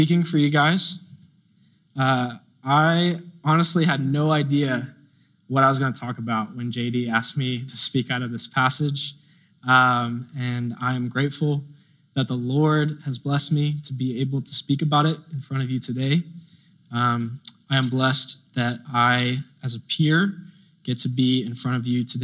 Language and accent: English; Tomball / Plantersville, Texas, United States; now in San Marcos, United States; I grew up in Tomball for a time. And then when I was about 10 years old, I moved to Plantersville, Texas, which is a very small town, kind of close to College Station